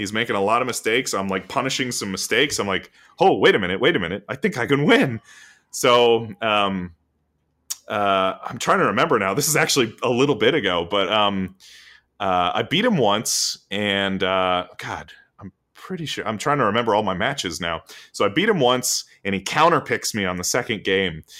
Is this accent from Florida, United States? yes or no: yes; Florida, United States; we're from Florida